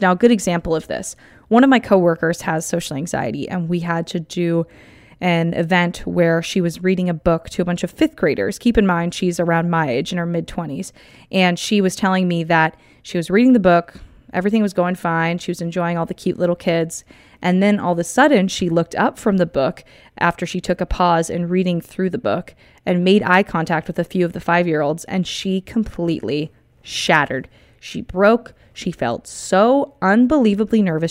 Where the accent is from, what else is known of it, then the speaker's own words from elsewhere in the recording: Southern California, United States; I'm from California, SoCal to be exact